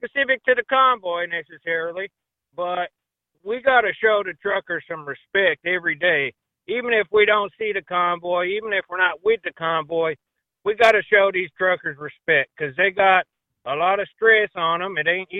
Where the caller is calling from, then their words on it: Deep South, United States; Well, gentlemen, I'm in the South, the Deep South.